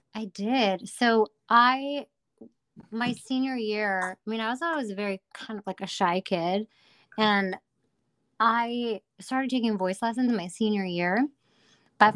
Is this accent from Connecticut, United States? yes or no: yes; Hartford, Connecticut, United States; I'm from the Hartford, Connecticut area